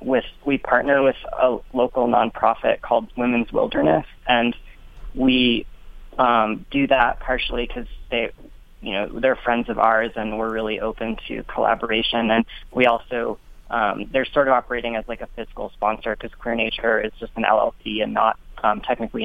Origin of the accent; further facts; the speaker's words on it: Vermont, United States; now in Colorado, United States; I grew up in Abenaki territory in Vermont, and I'm a Greek American.